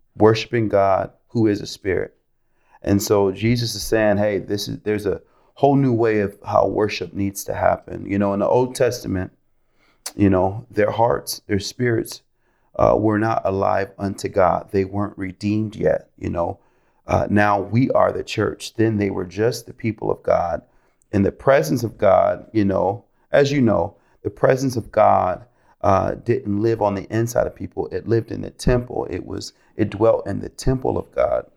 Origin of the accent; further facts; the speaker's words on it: Rochester, New York, United States; moved away as an adult; also born or lived in Florida; I'm originally from Rochester, New York. I grew up in a Christian home.